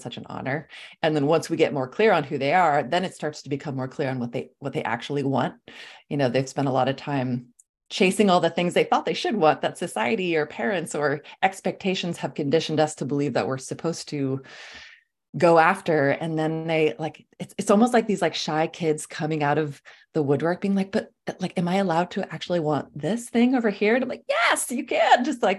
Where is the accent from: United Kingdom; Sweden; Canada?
Sweden; English is a second language; also born or lived in California; I'm from Sweden originally. My whole family is back in Scandinavia. I love to travel. I grew up traveling. I'm like, you know, been back and forth between California and Scandinavia my whole life.